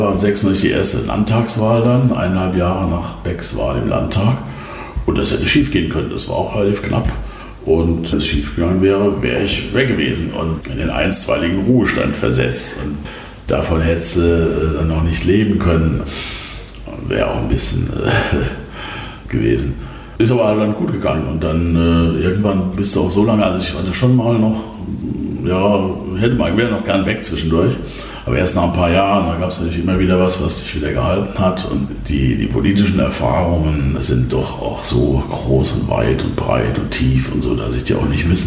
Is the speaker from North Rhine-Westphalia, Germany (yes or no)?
no; Kaiserslautern, Rhineland-Palatinate, Germany; moved away as an adult; also born or lived in Baden-Baden; war dann im Stadtrat von, von Kaiserslautern, meiner Heimatstadt. Bin dann nach Baden-Baden und damit war der Stadtrat ja auch äh, weg.